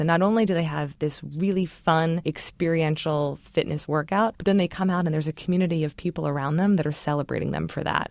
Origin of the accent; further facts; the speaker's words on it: Baltimore, Maryland, United States; I grew up in Baltimore, Maryland